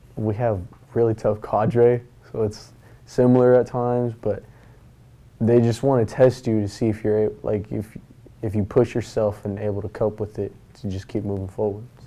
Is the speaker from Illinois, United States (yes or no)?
no; Moses Lake, Washington, United States; I'm from Moses Lake, Washington